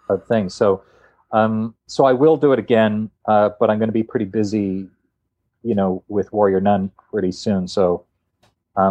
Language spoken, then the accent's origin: English; Canada; we're both Canadian